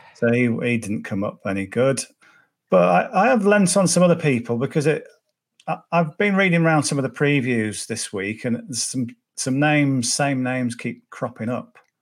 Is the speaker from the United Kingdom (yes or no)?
yes; Cumbria, North West England, United Kingdom; I'm from Cumbria, so uh, Carlisle's an hour away